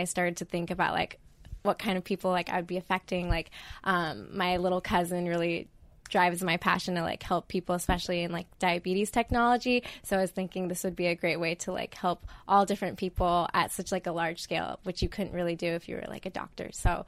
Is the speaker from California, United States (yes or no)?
no; Boise, Idaho, United States; I'm originally from Boise, Idaho.